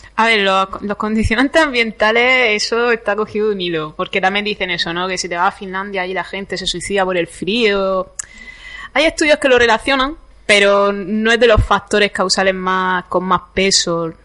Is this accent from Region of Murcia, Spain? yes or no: yes; Campo de Cartagena, Region of Murcia, Spain; Yo es que vengo del campo de Cartagena y allí hay mucho limonero